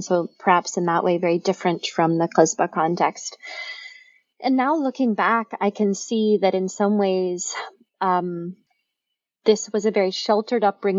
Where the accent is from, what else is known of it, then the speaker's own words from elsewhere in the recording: Memphis, Tennessee, United States; I grew up in Memphis, Tennessee, in a city that was a place that had a very small town feel.